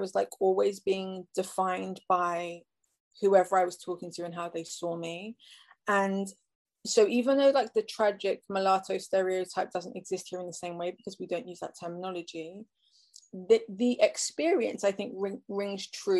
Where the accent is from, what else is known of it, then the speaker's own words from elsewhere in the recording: England, United Kingdom; I was born and raised in England.